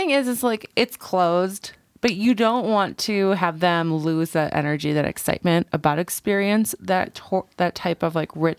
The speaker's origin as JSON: {"language": "English", "country": "Canada", "said": "I'm from Canada."}